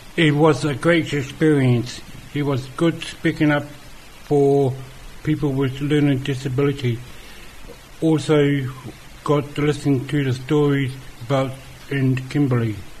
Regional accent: Auckland, New Zealand; I come from Auckland

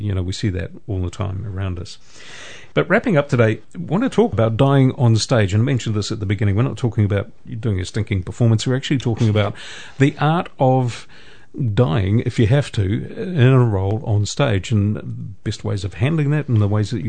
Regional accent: Putāruru, Waikato, New Zealand; My hometown is Putanuru.

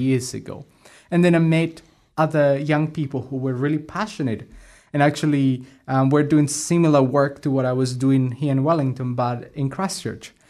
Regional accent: Colombia; English is a second language; now in New Zealand; I'm originally from Colombia in South America, and, uh, I've been here for around ten years now

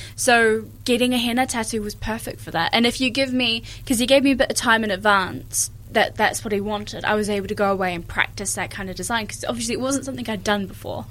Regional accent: New Zealand; also born or lived in Ireland / England; we lived in England for two years as well before we moved here when I was four. So um, growing up, I, I, have grown up in New Zealand

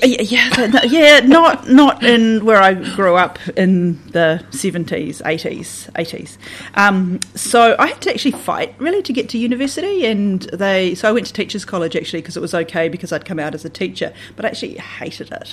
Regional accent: Southland / the Catlins, New Zealand; also born or lived in Wyndham, New Zealand; I say I'm a Southlander, but then I'd say that I'm from the Catlins as well

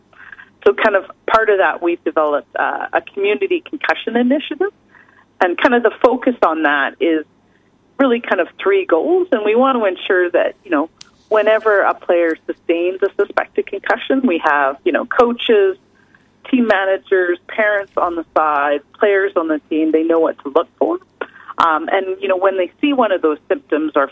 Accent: British Columbia, Canada; moved away as an adult; now in New Zealand; I hail from Canada, so from British Columbia, and I came over to New Zealand in 2010 to do my PhD

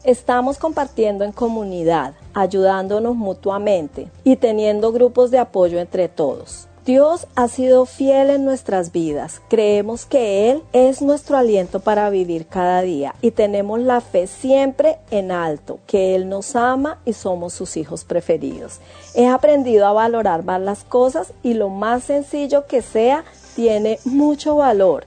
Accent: Colombia; also born or lived in Ecuador; now in Hamilton, New Zealand; Soy colombiana y vivo en Nueva Zelanda hace cuatro años y medio

